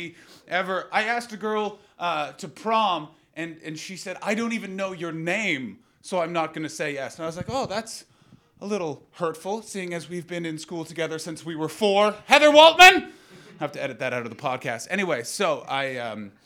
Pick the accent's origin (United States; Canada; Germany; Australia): Canada; as a Canadian, the fucking Brits do my accent all the time